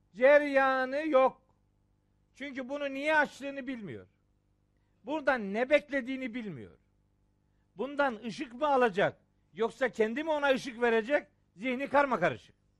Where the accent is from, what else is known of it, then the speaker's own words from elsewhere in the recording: Trabzon, Turkey; Trabzonluyum ya ben